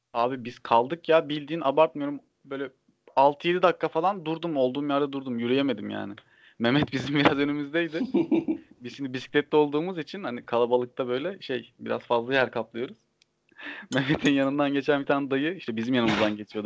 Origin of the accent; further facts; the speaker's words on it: Trabzon, Turkey; Trabzonlu olduğum için